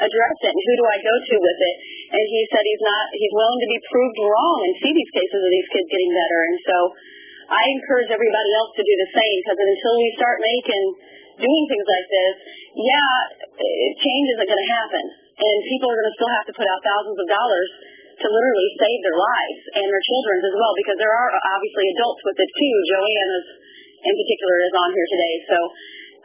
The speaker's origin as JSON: {"language": "English", "region": "Midwest", "country": "United States", "said": "I'm from the Midwest"}